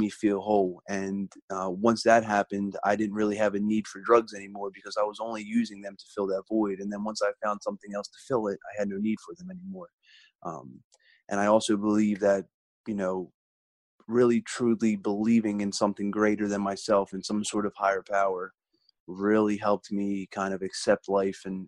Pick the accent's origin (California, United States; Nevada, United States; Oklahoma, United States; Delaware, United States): Delaware, United States; my home state of Delaware